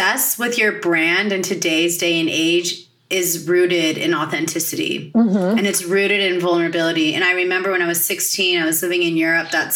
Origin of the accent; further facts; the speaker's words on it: United States; we as a country here in America